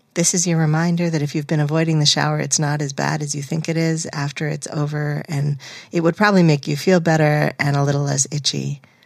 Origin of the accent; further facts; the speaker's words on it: New England, United States; growing up in New England